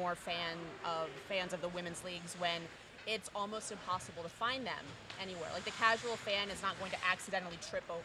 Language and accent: English; Annapolis, Maryland, United States; I grew up in Annapolis.